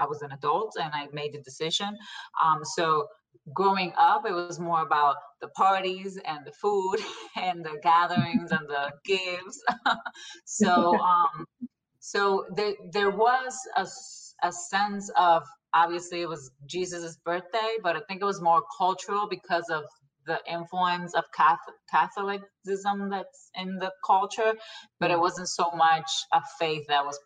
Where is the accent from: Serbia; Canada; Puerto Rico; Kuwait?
Puerto Rico; moved away as an adult; now in United States; So I'm originally born and raised in Puerto Rico. I'm from the west coast of the island. So I grew up there my whole life until I married